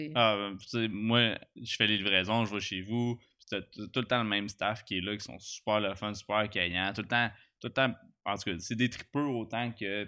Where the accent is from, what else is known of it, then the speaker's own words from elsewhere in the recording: Gatineau, Quebec, Canada; Je viens de Gatineau, je suis pas un gars d'Armeux